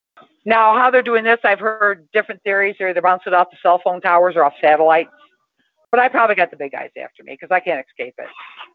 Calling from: Toledo, Ohio, United States; I'm in Toledo, Ohio.

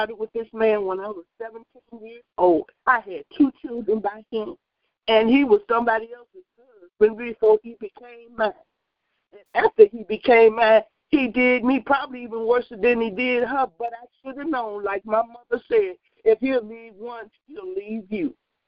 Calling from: Wisconsin, United States; I'm calling from Wisconsin.

